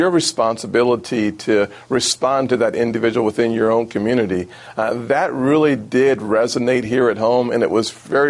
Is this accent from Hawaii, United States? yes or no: no; Charleston, South Carolina, United States; In South Carolina, here in Charleston, my hometown